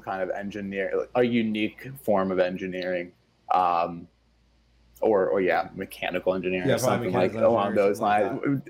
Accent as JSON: {"language": "English", "country": "Switzerland", "second_language": "English", "said": "I'm from Switzerland originally, right? And the school system there is much different."}